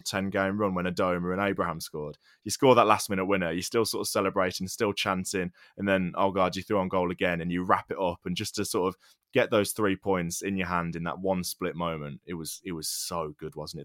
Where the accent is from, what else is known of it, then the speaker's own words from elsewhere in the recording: England, United Kingdom; English fans